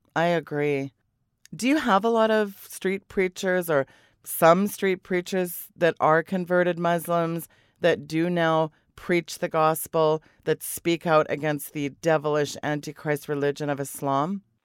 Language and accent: English; Canada; me as a Canadian